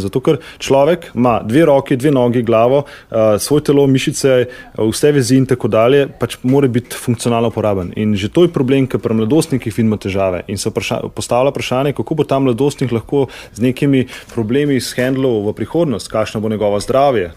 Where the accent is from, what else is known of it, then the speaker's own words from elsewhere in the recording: Slovenia; Slovenci smo športni narod